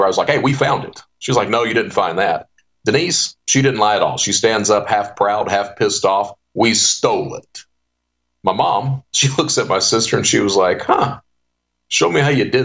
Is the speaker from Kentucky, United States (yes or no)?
yes; Eastern Kentucky, United States; also born or lived in Panama City, Florida / Hazard, Kentucky; I come from Eastern Kentucky